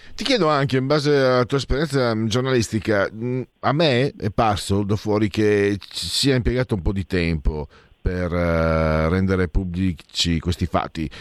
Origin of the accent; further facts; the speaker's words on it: Friuli-Venezia Giulia, Italy; now in Milan, Italy; da immigrato vengo dal Friuli